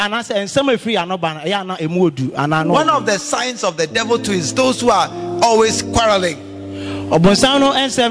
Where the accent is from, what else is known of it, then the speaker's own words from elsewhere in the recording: Kumasi, Ashanti, Ghana; I'm coming from right here, Bantama Kumasi here